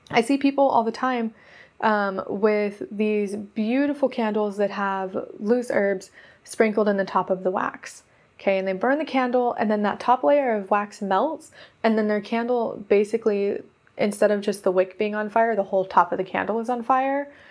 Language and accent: English; Oregon, United States; also born or lived in Nevada / California; because I come from Oregon. And then before that, I was in Nevada. And then I was in California.